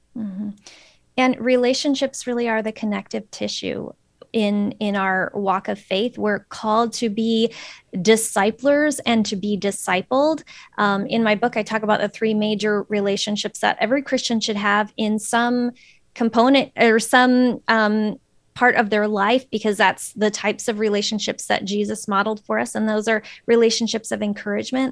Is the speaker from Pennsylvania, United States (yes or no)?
no; Phoenix, Arizona, United States; moved away as an adult; also born or lived in Florida / central Minnesota; now in Minnesota, United States; I'm originally from Phoenix